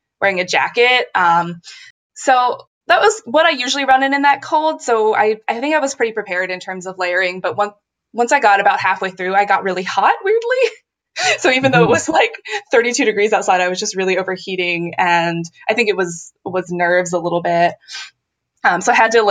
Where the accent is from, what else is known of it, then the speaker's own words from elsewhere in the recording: Cincinnati, Ohio, United States; moved away; I'm from Cincinnati.